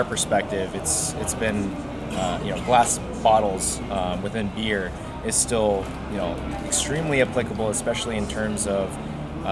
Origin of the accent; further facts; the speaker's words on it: Lexington, Kentucky, United States; Lexington. That's my hometown